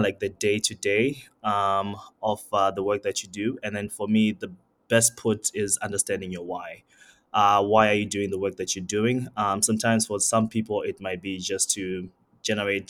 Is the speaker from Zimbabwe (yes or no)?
yes; Zimbabwe; also born or lived in Mbala, Zambia; now in Canada; my dad was Zimbabwean, my mom was Zambian, and we all moved to Zimbabwe